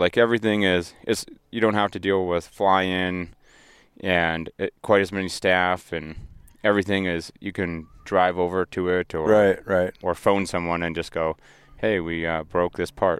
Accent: Vanderhoof, British Columbia, Canada; Vanderhoof, BC, geographical center of British Columbia.

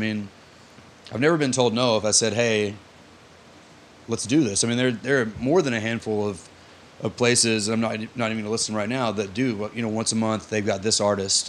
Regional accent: Texarkana, Texas, United States; also born or lived in Austin, Texas / Dallas, Texas / Little Rock, Arkansas; now in Fayetteville, United States; I'm from Texarkana, Texas.

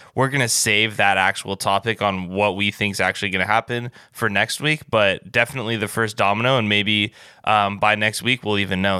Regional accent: Orange County, Southern California, United States; also born or lived in Wisconsin; I was born in Wisconsin, but when I was six years old, Uh, my parents, we lived in Orange County. That's where I lived my entire life and grew up

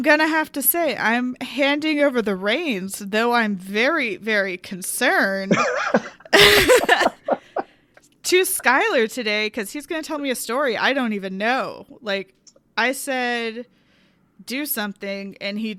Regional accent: the South, United States; I'm a Southerner

